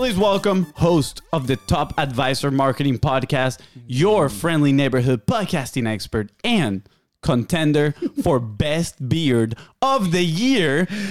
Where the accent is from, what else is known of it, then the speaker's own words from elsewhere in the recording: Venezuela; now in United States; We're from Venezuela